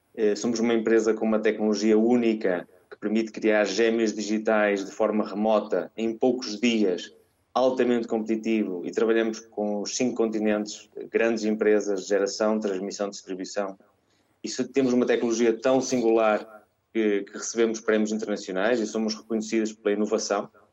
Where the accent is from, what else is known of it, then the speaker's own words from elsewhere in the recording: Mirandela, Norte, Portugal; moved away as an adult; also born or lived in Porto; now in Latin America; eu sou uh, transmontano, orgulhosamente transmontano, nascido e criado em Mirandela